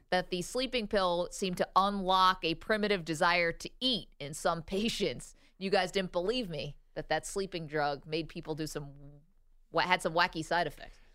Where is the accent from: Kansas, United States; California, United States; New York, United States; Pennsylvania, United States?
New York, United States; Binghamton; moved away; it's my hometown